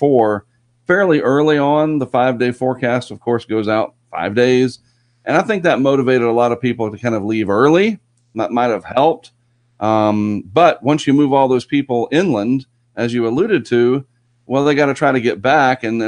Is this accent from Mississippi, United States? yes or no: no; New Bern, North Carolina, United States; also born or lived in Durham, North Carolina; I grew up in New Bern